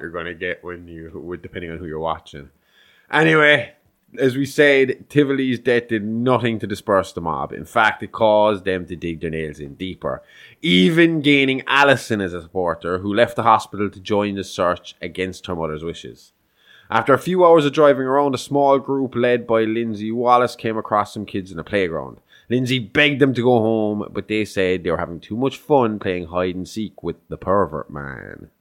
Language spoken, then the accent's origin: English; Ireland; we're Irish